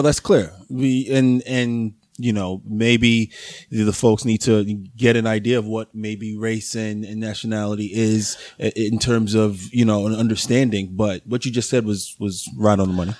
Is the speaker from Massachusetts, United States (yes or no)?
no; New York City, New York, United States; from the Bronx